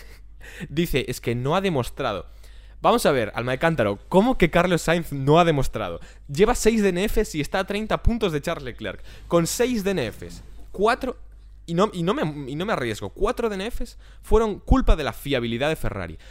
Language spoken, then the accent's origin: Spanish; Vigo, Galicia, Spain; also born or lived in Ourense; yo soy de Vigo, vivo a Vigo